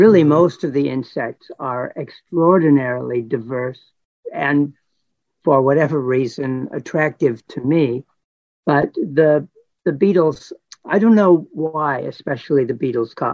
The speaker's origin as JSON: {"language": "English", "town": "Los Angeles", "region": "California", "country": "United States", "tie": "born or raised there", "said": "I was born and raised in Los Angeles"}